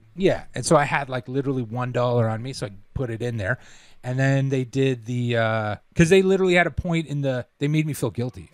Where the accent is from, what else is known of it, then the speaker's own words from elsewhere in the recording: Toronto, Ontario, Canada; moved away as an adult; also born or lived in England; we're from Toronto